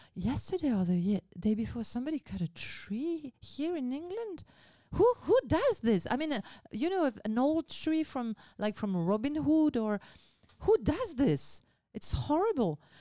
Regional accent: Basque Country, Nouvelle-Aquitaine, France; English is a second language; moved away; I grew up in Basque Country

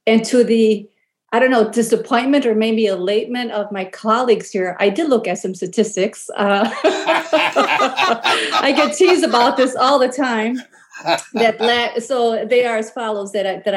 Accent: Chicago, Illinois, United States; moved away; when I go back home to Chicago to visit relatives

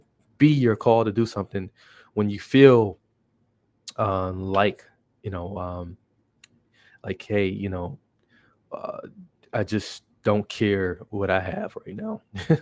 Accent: Milwaukee, Wisconsin, United States; I'm from Milwaukee

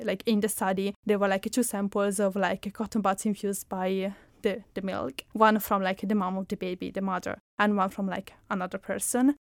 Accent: Italy; accent: Italian; English is a second language; moved away; my hometown, which is in Italy, because it's where I'm coming from, as you can spot from my accent

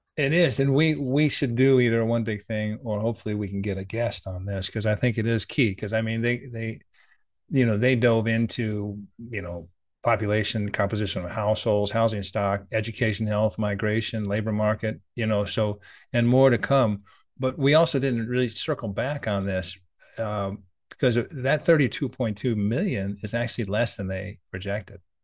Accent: United States; as an American

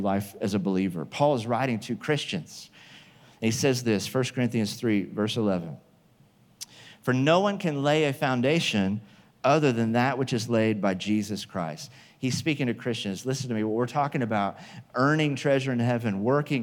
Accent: Midwest, United States; moved away as an adult; also born or lived in Oklahoma; now in California, United States; I grew up in the Midwest where there were tornadoes.

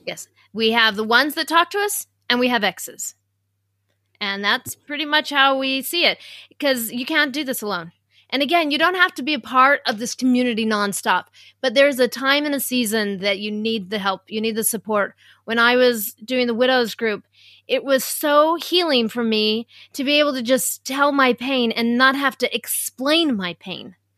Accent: Utah, United States; I'm from Utah

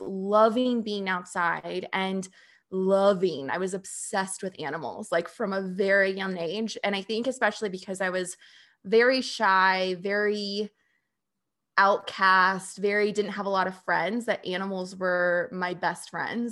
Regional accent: Phoenix, Arizona, United States; moved away as an adult; I was born and raised in Phoenix, Arizona, and that's where I lived for 29 years in the suburbs.

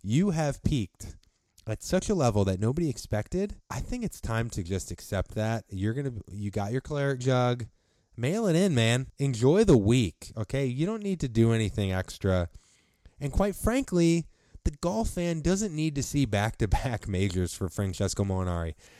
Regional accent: St. Louis, Missouri, United States; Saint Louis, uh, since it's my hometown, born and raised

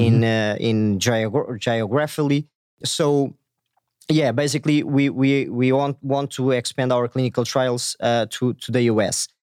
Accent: Portugal; I'm from Portugal, a small country in Europe.

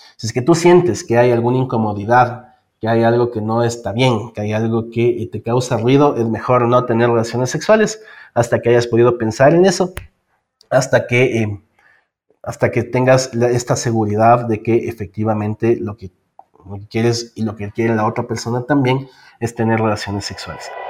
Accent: Ecuador; also born or lived in Quito; soy eh, del Ecuador, vivo en Quito

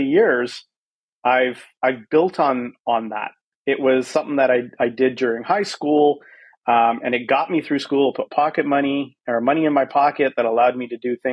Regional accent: Vancouver, British Columbia, Canada; moved away as an adult; also born or lived in South Africa; now in San Francisco, United States; I was at the age of 5 and I grew up in Vancouver, which I like to call home, although I do live in San Francisco today.

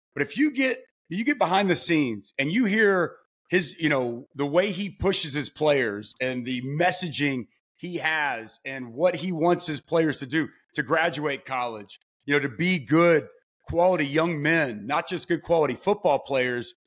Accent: Lake Dallas, Texas, United States; moved away as an adult; now in Oklahoma, United States; I'm a Texas kid through and through, but I've lived the majority of my life in the great state of Oklahoma

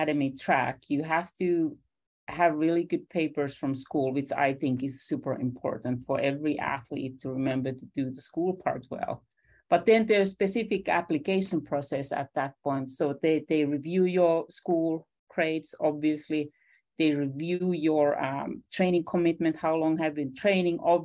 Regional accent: Finland; I'm a 70s kid growing up in Finland

